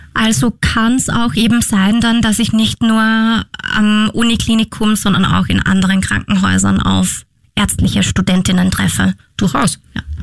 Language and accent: German; Austria; bei uns in Österreich